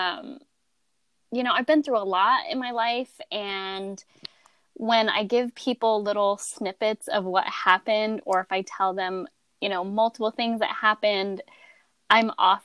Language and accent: English; Phoenix, Arizona, United States; also born or lived in Loveland, Colorado; I was born in Loveland, Colorado, but I spent the majority of my young childhood in Phoenix